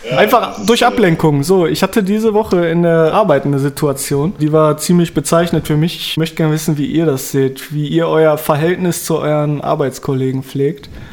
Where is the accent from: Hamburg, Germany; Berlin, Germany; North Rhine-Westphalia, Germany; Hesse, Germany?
North Rhine-Westphalia, Germany; Dortmund; bei uns in Dortmund